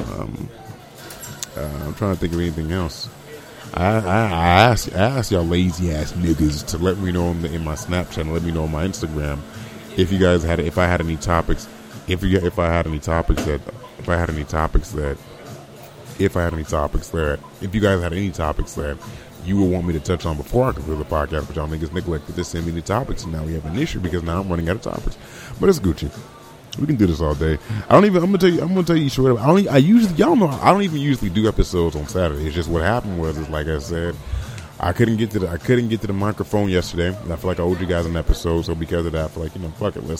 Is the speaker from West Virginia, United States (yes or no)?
no; Vallejo, California, United States; I grew up in Vallejo